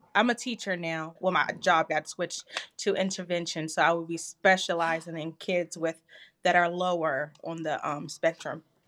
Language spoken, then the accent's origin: English; Washington, District of Columbia, United States; I'm from Washington, D C